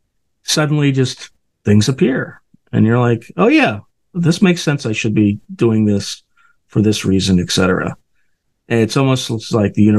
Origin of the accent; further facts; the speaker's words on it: Northern California, United States; I'm from Northern California